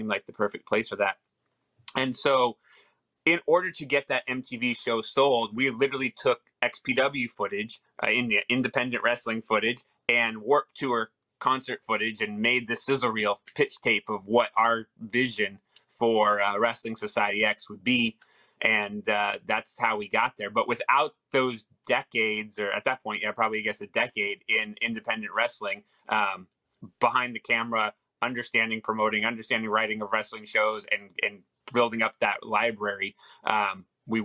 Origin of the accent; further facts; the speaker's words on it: Los Angeles, California, United States; I grew up in Van Nuys, California